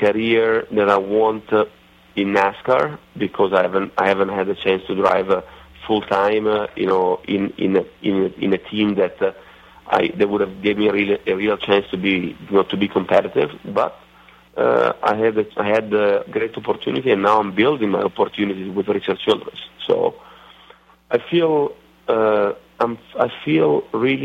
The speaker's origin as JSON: {"language": "English", "country": "Italy", "accent": "Italian redneckish", "moved": "yes", "said": "my Italian redneckish accent"}